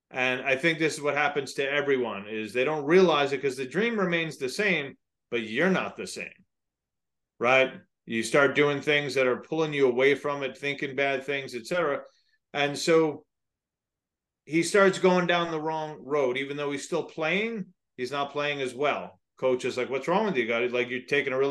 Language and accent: English; just outside of the Bronx, New York, United States; I grew up just outside of the Bronx